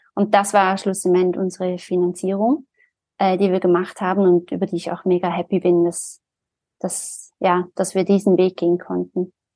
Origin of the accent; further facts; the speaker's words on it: Zurich, Switzerland; Ich bin ja aus Zürich, also war damals auch schon in Zürich